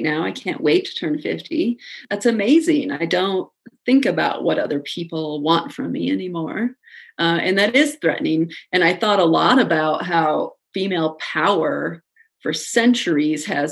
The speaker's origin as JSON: {"language": "English", "region": "Midwest", "country": "United States", "said": "I'm from the Midwest, and I say I'm sorry constantly"}